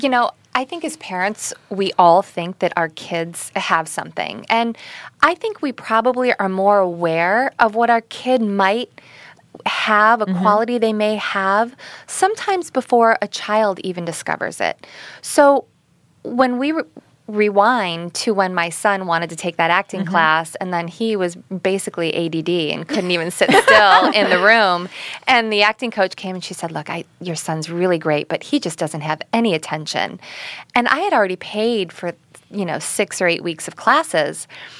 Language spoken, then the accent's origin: English; Ohio, United States; moved away as an adult; also born or lived in Las Vegas, Nevada; now in Los Angeles, United States; I'm from Ohio. So I moved from Ohio to Las Vegas